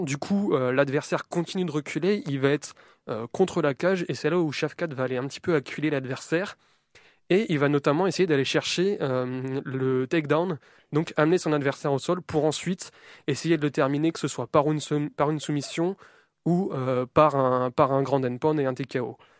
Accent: France; accent: French; mon accent français euh, bien dégueulasse

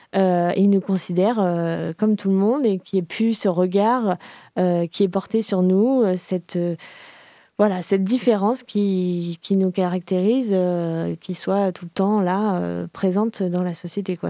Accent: Paris, Île-de-France, France; now in Nantes, France; je suis parisienne d'origine

